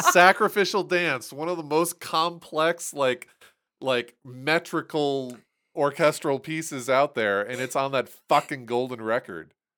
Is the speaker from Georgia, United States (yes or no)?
no; Toledo, Ohio, United States; moved away; I was born in Toledo.